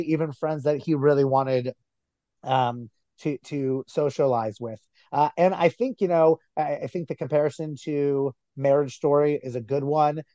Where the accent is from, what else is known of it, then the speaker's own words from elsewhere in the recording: New Jersey, United States; my town, my hometown in New Jersey